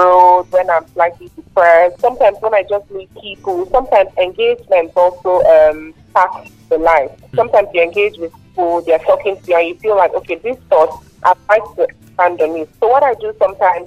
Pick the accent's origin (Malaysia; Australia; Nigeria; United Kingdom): Nigeria; I'm still Nigerian